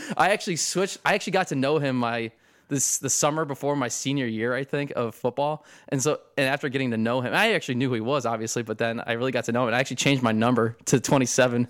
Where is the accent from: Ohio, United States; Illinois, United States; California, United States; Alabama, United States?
Ohio, United States; Perrysburg; also born or lived in Tiffin, Ohio / Harrisburg, Pennsylvania; I basically grew up in Perrysburg